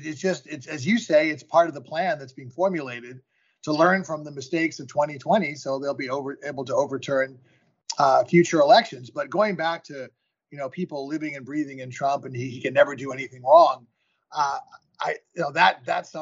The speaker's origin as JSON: {"language": "English", "town": "New York City", "region": "New York", "country": "United States", "tie": "born or raised there", "moved": "yes", "lives_now": "Hillsborough, United States", "said": "I'm born and raised in Manhattan, but I've been a California boy for quite a while"}